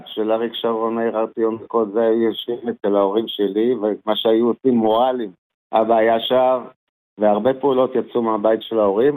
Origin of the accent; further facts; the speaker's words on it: Israel; also born or lived in New York, United States; גדלתי בישראל